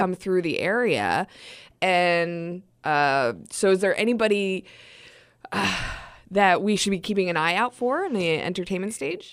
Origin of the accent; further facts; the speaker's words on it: East Coast, United States; moved away as an adult; now in Wenatchee, United States; I'm not originally from Wenatchee. I'm not originally from Washington State. I'm from the East Coast.